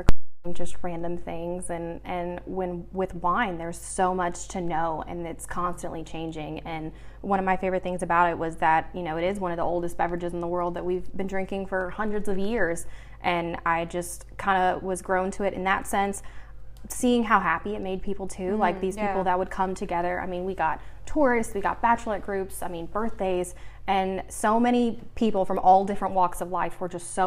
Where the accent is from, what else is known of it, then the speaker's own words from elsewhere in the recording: Nashville, Tennessee, United States; born and raised in Nashville